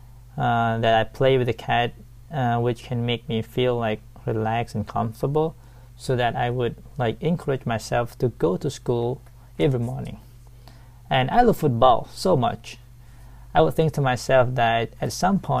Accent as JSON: {"language": "English", "town": "Sai Buri", "region": "Pattani", "country": "Thailand", "tie": "born or raised there", "second_language": "English", "said": "I was born and raised in Saibri, Pattani, Thailand."}